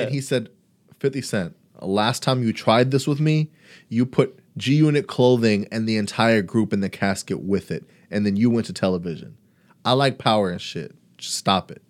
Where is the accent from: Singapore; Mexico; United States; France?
United States; Brownsville, Texas; I'm from Brownsville